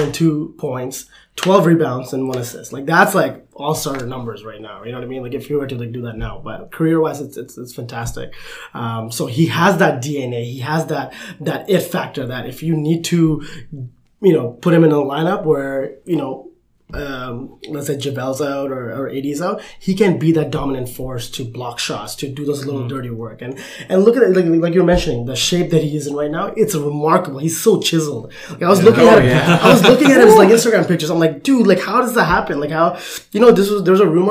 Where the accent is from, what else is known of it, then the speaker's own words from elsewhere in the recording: Canada; as a Canadian, you know, person, and, you know, being from Canada